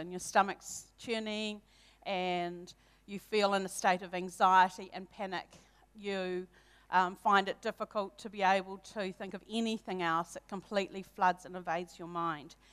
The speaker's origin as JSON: {"language": "English", "town": "Hamilton", "region": "Waikato", "country": "New Zealand", "tie": "born or raised there", "said": "I was brought up in Hamilton um, with one older brother from a non Christian family."}